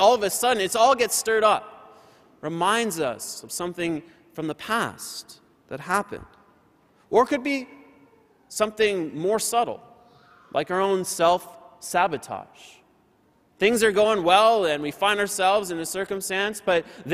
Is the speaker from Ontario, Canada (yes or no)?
yes; Windsor, Ontario, Canada; Windsor, Ontario. That's my hometown, where I'm from.